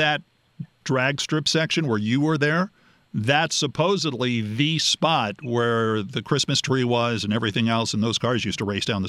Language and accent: English; Los Angeles, California, United States; and then you'd have a Helms Bakery truck, both kinds that you'd see growing up in Los Angeles.